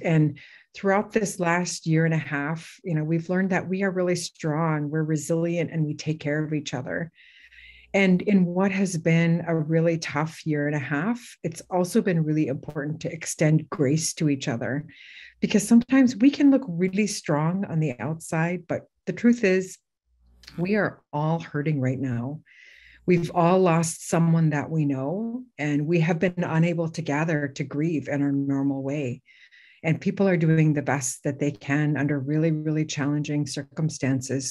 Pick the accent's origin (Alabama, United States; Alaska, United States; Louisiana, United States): Alaska, United States; Bethel; I'm originally from Bethel, and um, my mother's family is from Guyenlok